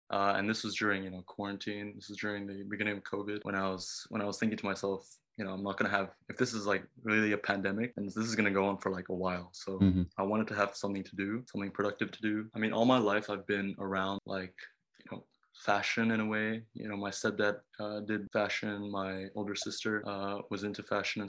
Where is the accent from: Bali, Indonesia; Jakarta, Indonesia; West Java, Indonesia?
Bali, Indonesia; also born or lived in Japan; I was born in Bali